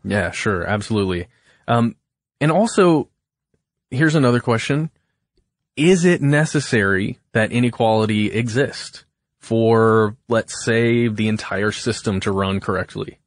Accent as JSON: {"language": "English", "town": "Alpharetta", "region": "Georgia", "country": "United States", "tie": "born or raised there", "said": "I was born in Alpharetta, Georgia, and I have lived less than fifty miles from there my whole life"}